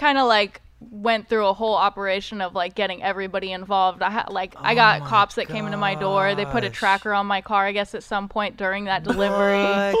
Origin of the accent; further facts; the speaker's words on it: Modesto, California, United States; also born or lived in Fresno; now in Southern California, United States; I was born in Modesto and grew up in Modesto until I was like 22, 23. Okay. And then moved to Fresno for a little bit and then found my way down to Southern California.